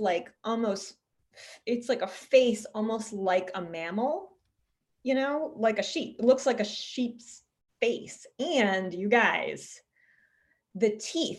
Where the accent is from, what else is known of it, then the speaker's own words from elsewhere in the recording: Eastern Shore of Maryland, United States; I grew up on the Eastern Shore of Maryland